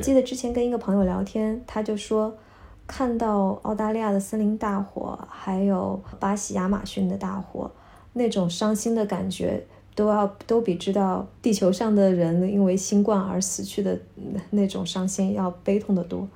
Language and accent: Chinese; China; moved away as an adult; now in Vienna, Austria; 从小在，咱们在国内长大的孩子